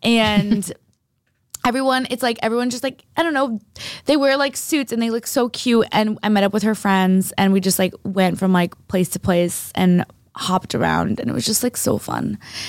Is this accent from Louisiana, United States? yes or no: no; Boston, Massachusetts, United States; I'm from Boston